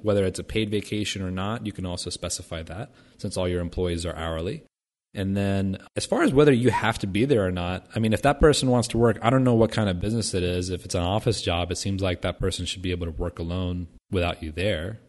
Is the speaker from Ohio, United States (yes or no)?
yes; Vandalia, Ohio, United States; moved away; back in my hometown of Vandalia, Ohio, where I grew up